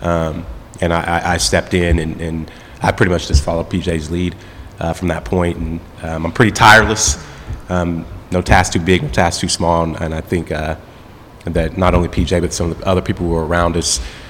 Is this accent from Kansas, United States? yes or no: yes; Parsons, Kansas, United States; moved away as an adult; also born or lived in Topeka, Kansas / Los Angeles / Colorado / Oklahoma; I'm a Kansan. Most of my life, I grew up in Kansas, lived here. I was about 14 in Parsons, Kansas, and moved to Topeka